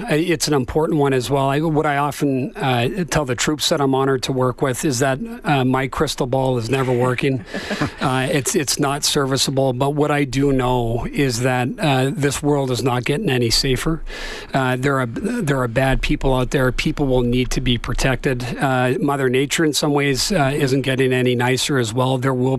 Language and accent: English; Canada